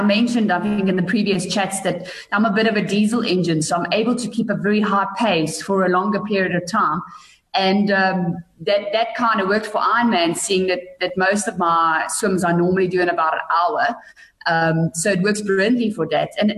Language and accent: English; Bethlehem, Free State, South Africa; moved away; also born or lived in Pretoria; where I grew up in Bethlehem